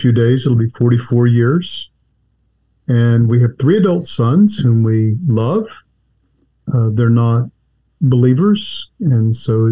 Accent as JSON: {"language": "English", "region": "Texas", "country": "United States", "tie": "born or raised there", "also_born_or_lived": "Washington, D.C. / Northern Virginia / Southern California / Saudi Arabia", "moved": "yes", "lives_now": "Charlotte, United States", "said": "until fourth grade, I was in Washington, D.C. in Northern Virginia, which is kind of an embarrassment I don't like to talk about too much, because then we finally got to Texas, which is home."}